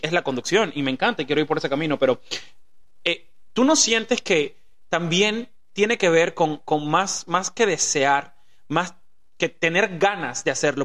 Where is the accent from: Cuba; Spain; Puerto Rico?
Cuba; moved away; also born or lived in Los Angeles / Mexico; nosotros venimos de Cuba, que es una vida súper difícil